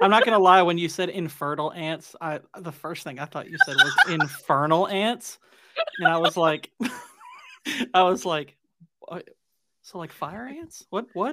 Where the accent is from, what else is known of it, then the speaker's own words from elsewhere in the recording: Kentucky, United States; I'm from Kentucky